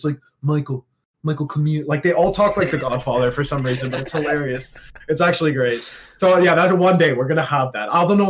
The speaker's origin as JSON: {"language": "English", "town": "Toronto", "region": "Ontario", "country": "Canada", "tie": "born or raised there", "said": "I grew up in Ontario, the Toronto, I have the Toronto, like, I don't speak like a Toronto man, so I just talk like a normal Canadian guy, right?"}